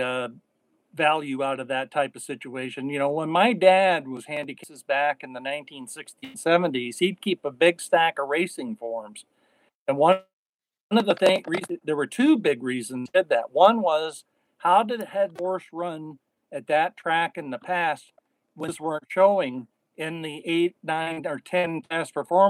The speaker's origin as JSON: {"language": "English", "town": "Spokane", "region": "Washington", "country": "United States", "tie": "born or raised there", "moved": "yes", "said": "where I grew up at Playfair in Spokane, Washington"}